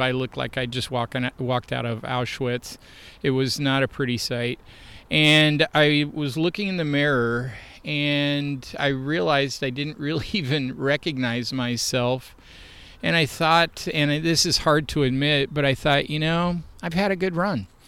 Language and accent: English; Portland, Oregon, United States; moved away as an adult; also born or lived in Kansas; I grew up here in Portland